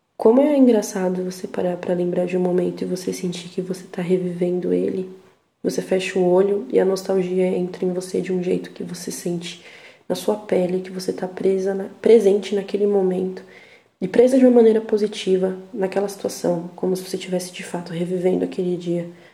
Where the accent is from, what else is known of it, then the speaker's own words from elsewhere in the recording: São Paulo, Brazil; accent: paulista; a minha risada tem um sotaque paulista